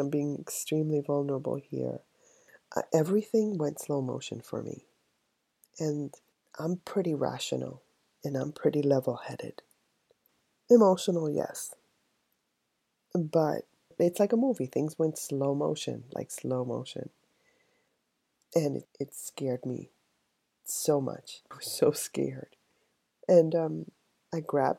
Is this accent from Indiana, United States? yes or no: no; New York City, New York, United States; I was raised in the South Bronx